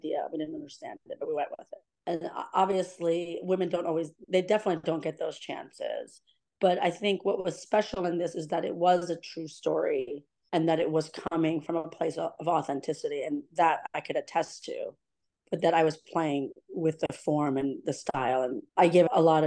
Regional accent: New York City, New York, United States; also born or lived in Shiraz, Iran; I'm a New Yorker.

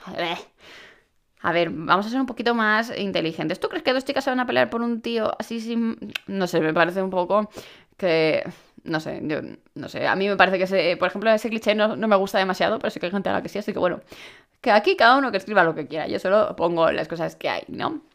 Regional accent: Alcoy, Valencian Community, Spain; Cuando digo que soy de Alicante

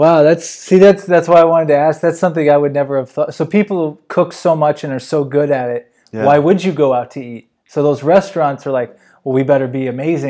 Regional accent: United States; I've never really traveled outside the United States of America. I grew up here. I've lived here.

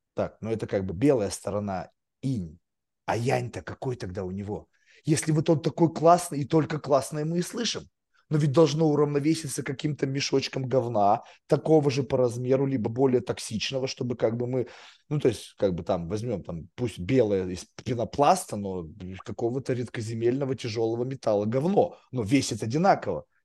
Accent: Russia; moved away as an adult; now in United States; Я еврей, как бы в России рос

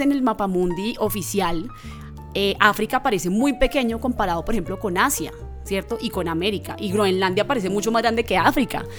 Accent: Bogotá, Colombia; nací en Bogotá. Mi papá, un hombre afro del Chocó. Mi mamá, una mujer afro-bogotana, pero de familia de Buenaventura.

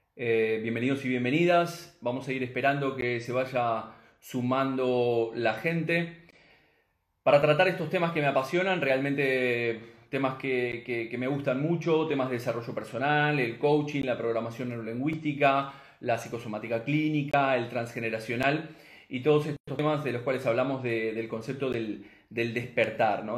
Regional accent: Uruguay; now in Spain; soy nacido en Uruguay, pero este, eh, aquí en España

